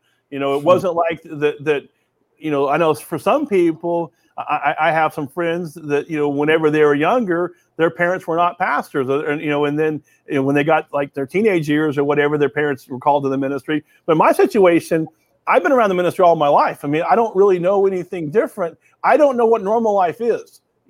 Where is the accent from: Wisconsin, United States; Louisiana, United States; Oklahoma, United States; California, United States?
Oklahoma, United States; most kids I'm from Oklahoma, right in the middle of the country.